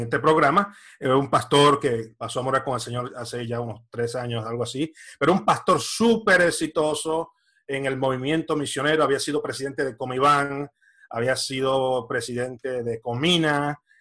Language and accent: Spanish; Camuy, Puerto Rico; also born or lived in San Juan, Puerto Rico / Florida, United States; now in Spain; Soy eh, natural de Puerto Rico, nací en San Juan, pero me crié en el pueblo de Camuy y viví unos 27 años en el estado de la Florida